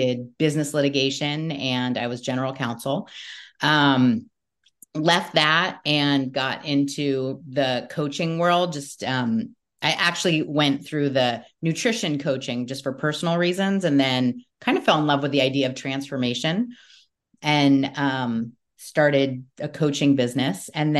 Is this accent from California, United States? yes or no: yes; Newport Beach, California, United States; So I grew up in Newport Beach, California, and I listened to, I guess it would be considered alternative, music. I grew up in the 80s and the 90s.